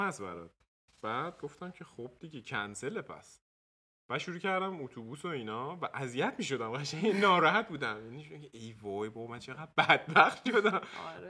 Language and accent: Persian; Tehran, Tehran Province, Iran; moved away as an adult; also born or lived in Dortmund, Germany; now in Germany; تو تهران بزرگ شدم